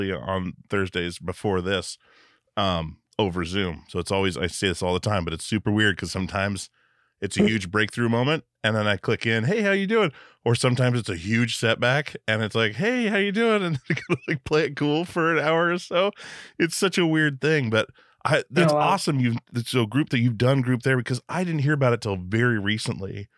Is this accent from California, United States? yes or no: no; Alaska, United States; I grew up in Alaska where we were super bored on a little island.